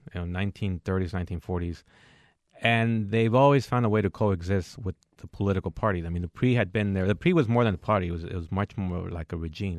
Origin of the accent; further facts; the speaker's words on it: San Joaquin Valley, California, United States; also born or lived in Mexico / El Paso, Texas; we grew up in the San Joaquin Valley in California